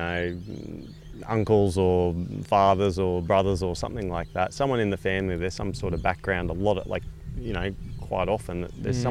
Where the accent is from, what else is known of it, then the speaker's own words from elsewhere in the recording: Brisbane, Queensland, Australia; I grew up in Brisbane.